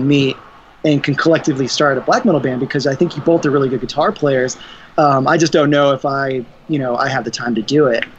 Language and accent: English; Denver, Colorado, United States; we're from Denver, Colorado